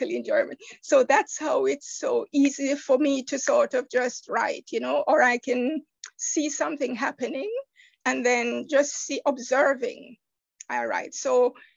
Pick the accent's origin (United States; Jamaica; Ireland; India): Jamaica; moved away; I'm from the Caribbean island of Jamaica.